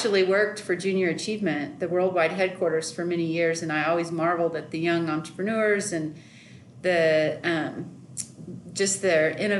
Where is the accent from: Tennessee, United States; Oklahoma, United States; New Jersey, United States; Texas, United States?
Oklahoma, United States; Oklahoma City; moved away as an adult; also born or lived in Stillwater, Oklahoma; now in Colorado Springs, United States; I lived in Oklahoma City all my life growing up in primary and middle and high school